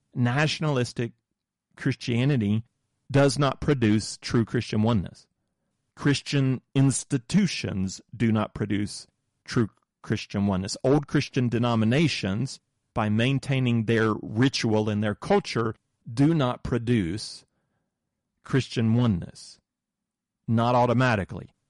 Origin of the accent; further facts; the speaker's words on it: southern United States, United States; I grew up in the Moravian Church in the southern United States